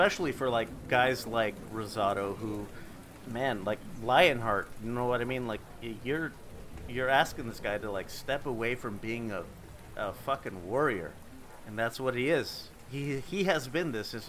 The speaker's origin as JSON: {"language": "English", "town": "Phoenix", "region": "Arizona", "country": "United States", "tie": "born or raised there", "said": "That's my hometown"}